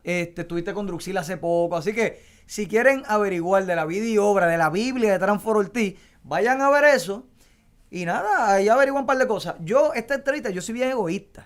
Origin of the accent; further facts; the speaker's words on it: Puerto Rico; descríbenos a nosotros ah, como puertorriqueños